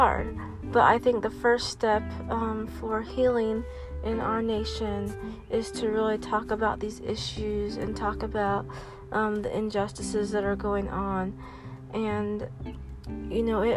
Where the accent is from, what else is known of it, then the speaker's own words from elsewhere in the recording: Lawrence, United States; growing up in Lawrence